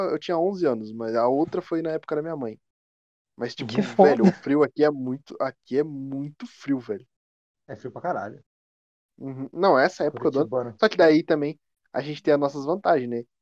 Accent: Curitiba, Paraná, Brazil; Eu nem tenho sotaque. Curitiba não tem sotaque.

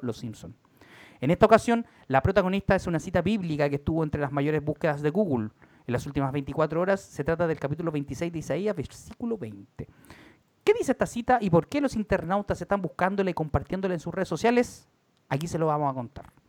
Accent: Valparaíso, Chile; now in Santiago, Chile; soy de Valparaíso

